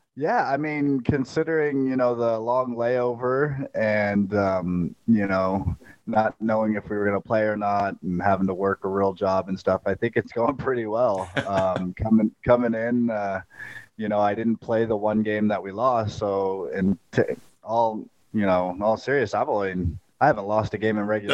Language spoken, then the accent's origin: English; Las Vegas, Nevada, United States; also born or lived in St. Louis; growing up in Vegas, you, you we'd always travel to L.A.